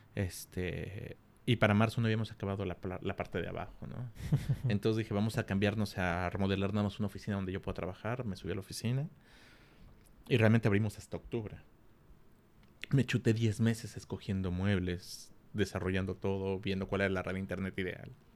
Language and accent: Spanish; Mexico City, Mexico; moved away as an adult; also born or lived in Culiacán; Soy de la Ciudad de México, llegué a Culiacán a los 23 años